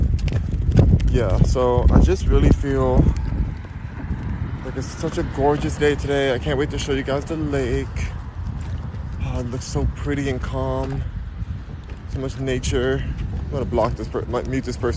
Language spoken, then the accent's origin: English; Los Angeles, California, United States; moved away; also born or lived in Houston; I'm in Houston right now, but I'm from Los Angeles